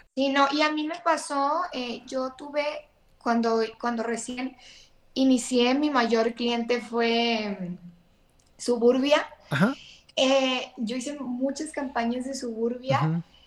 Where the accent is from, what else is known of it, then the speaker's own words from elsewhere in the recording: Mexico; yo también soy mexicana